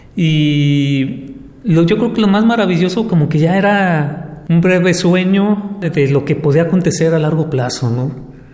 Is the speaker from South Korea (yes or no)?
no; Guadalajara, Jalisco, Mexico; now in Puerto Vallarta, Mexico; Yo vengo de Guadalajara y he estado aquí por años viviendo.